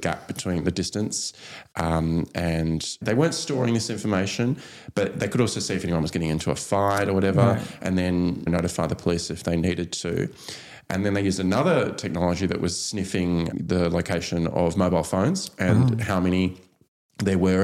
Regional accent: Tasmania, Australia; also born or lived in Sunshine Coast / Melbourne / Brisbane; now in Sydney, Australia; I grew up in Tasmania. Then I lived on the Sunshine Coast with the parents. Moved down to Sydney

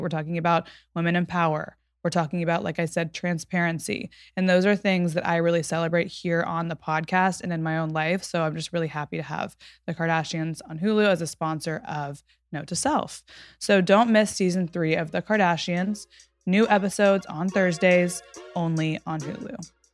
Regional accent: Texas, United States; moved away as an adult; now in Southern California, United States; I'm from Texas and I've lived in Southern California for now almost seven years

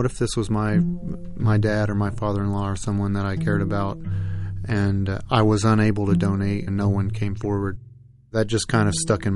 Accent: Tennessee, United States; now in Quincy, United States; I grew up in Tennessee. I live on the South Shore of Boston now in Quincy

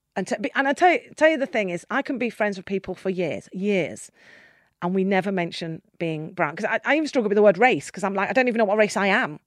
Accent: Nottingham, East Midlands, United Kingdom; half Nottingham 'cause that's where I was born.

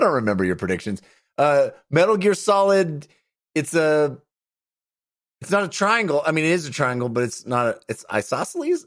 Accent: Bay Area, California, United States; I come from the Bay Area, so I say Concord 'cause that's the name of the city in the Bay Area

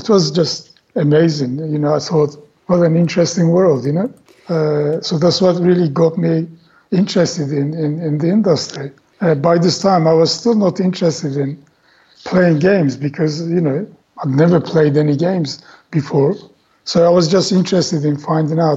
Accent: Turkey; English is a second language; moved away as an adult; having come from Turkey, you know, English wasn't my native language and I was still learning it

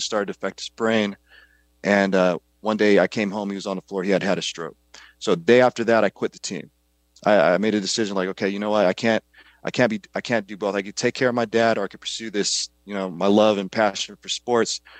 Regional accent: Kankakee, Illinois, United States; I grew up in a small town just south of Chicago, called Kankakee, Illinois.

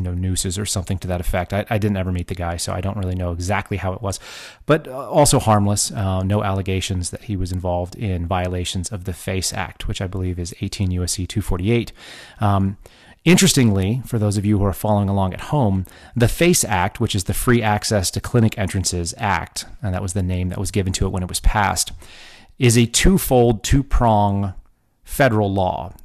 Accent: Texas, United States; moved away; also born or lived in Oklahoma / California / Washington, D.C.; I grew up in Texas.

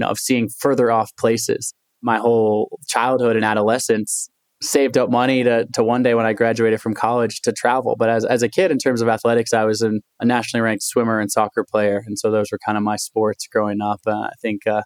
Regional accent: Portland, Oregon, United States; also born or lived in Olympia, Washington; I grew up in Portland, Oregon, somewhat of an untraditional background.

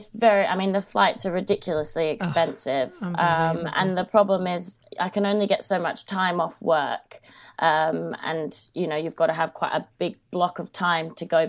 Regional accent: Sydney, New South Wales, Australia; born or raised there; moved away as an adult; also born or lived in Watford, England; now in United Kingdom

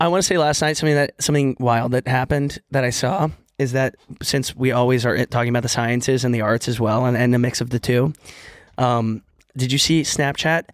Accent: Texas, United States; moved away; when I was younger from Texas

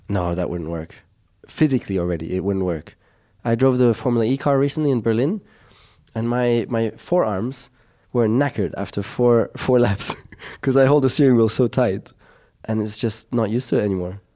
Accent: Monaco; growing up in Monaco

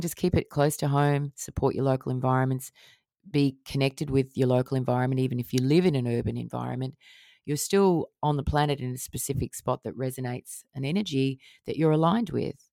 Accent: Australia; out in the bush where I grew up in Australia, in the remote Australian area.

